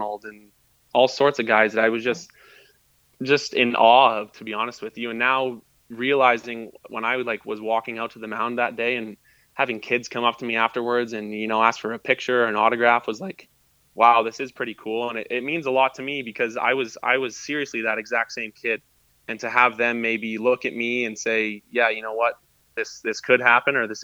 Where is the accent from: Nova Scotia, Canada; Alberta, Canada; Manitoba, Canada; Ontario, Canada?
Alberta, Canada; Lethbridge; moved away as an adult; also born or lived in Vancouver, British Columbia; being from Lethbridge and growing up in Lethbridge